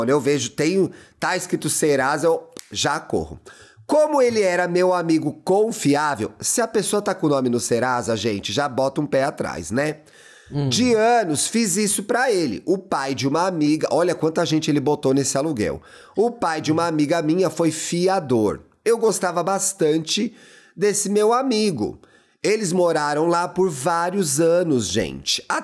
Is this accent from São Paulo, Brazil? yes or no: yes; São Paulo, Brazil; born there; Eu nasci no Morro Grande